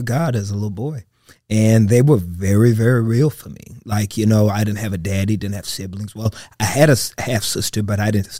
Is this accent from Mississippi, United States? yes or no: no; Texas, United States; I grew up with a lot of issues coming up as a kid, being adopted, being abandoned.